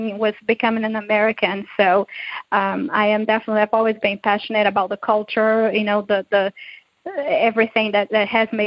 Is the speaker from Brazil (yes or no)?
yes; Brazil; now in United States; growing up in Brazil